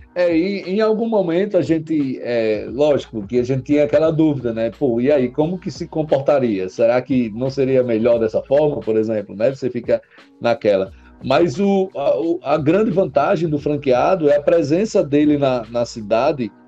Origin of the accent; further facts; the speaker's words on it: Mossoró, Rio Grande do Norte, Brazil; Nasci em Mossoró, Rio Grande do Norte, né? Lá a segunda cidade do estado. Como diz o, o Matuto, nasci e me criei na, em Mossoró